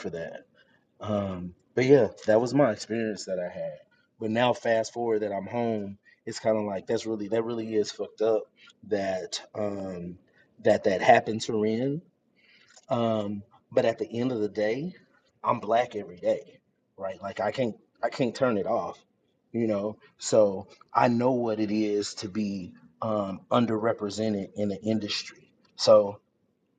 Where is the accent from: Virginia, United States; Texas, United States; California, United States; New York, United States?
Texas, United States; moved away as an adult; now in Connecticut, United States; I'm from Texas